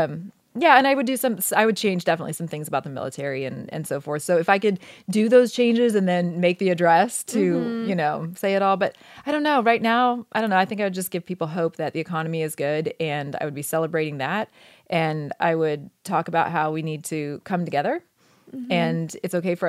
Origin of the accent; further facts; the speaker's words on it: Oregon, United States; moved away as an adult; I grew up in Oregon